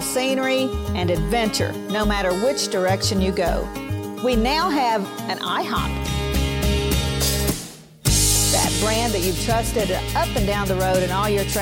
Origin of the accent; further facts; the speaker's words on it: Oakley, Kansas, United States; right here in my hometown of Oakley, Kansas